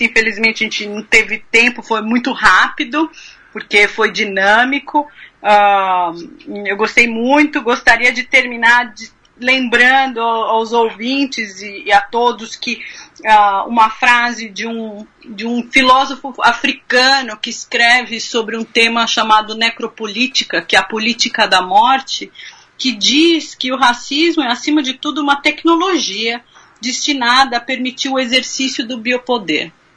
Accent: Brazil; moved away as an adult; now in Kentucky, United States; a gente vive no Brasil

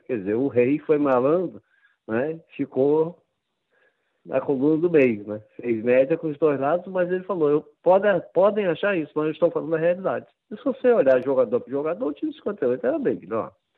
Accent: Campos dos Goytacazes, Rio de Janeiro, Brazil; born or raised there

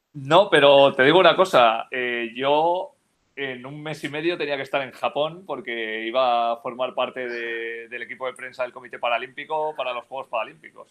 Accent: Almussafes, Valencian Community, Spain; yo, soy de pueblo, ¿eh? o sea, yo nací en Almusafes, que es el pueblo donde está instalada la factoría Ford en España, que es un pueblo al sur de Valencia

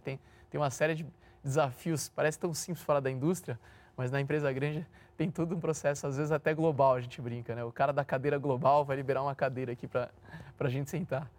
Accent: São Paulo, Brazil; Sou nascido e criado no Itaim Bibi

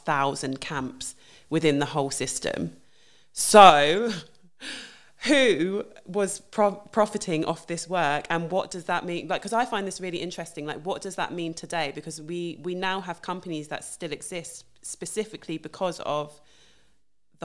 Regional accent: United Kingdom; I'm from the UK, I'm British

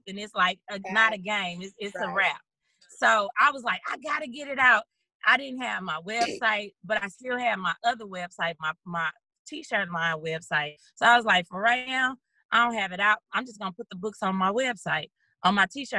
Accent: St. Louis, Missouri, United States; moved away as an adult; now in Dallas, United States; I'm originally from St. Louis. That's where I'm born and raised

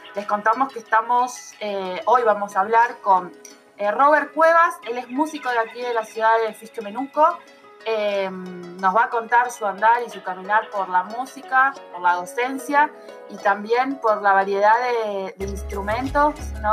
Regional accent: Argentina; como los argentinos

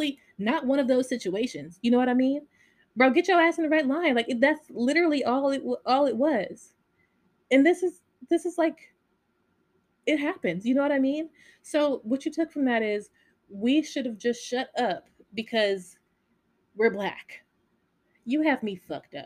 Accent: Las Vegas, Nevada, United States; I grew up in Vegas

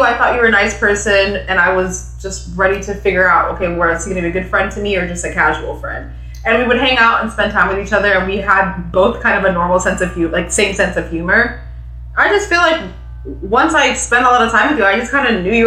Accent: Kenya; first language Swahili; English is a second language; now in United States; I grew up like everybody else, like speaking my native language, which is Swahili. And then English is also pretty commonly spoken in Kenya

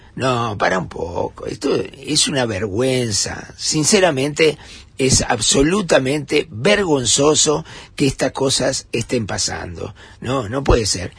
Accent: Montevideo, Uruguay

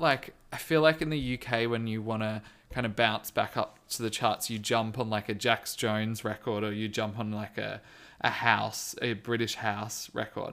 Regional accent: Australia; I am Australian

